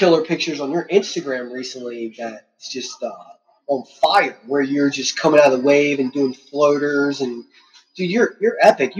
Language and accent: English; Elizabeth City, North Carolina, United States; born there; Yeah, and so I was born in Elizabeth City.